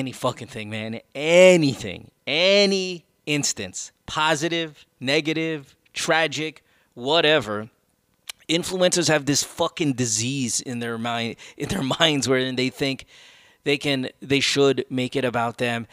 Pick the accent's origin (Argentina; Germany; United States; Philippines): Philippines; I'm Filipino